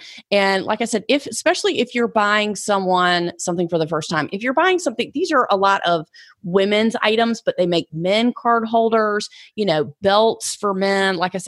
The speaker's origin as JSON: {"language": "English", "region": "the South", "country": "United States", "said": "Like they don't drink it, but I'm from the South. We drink bourbon."}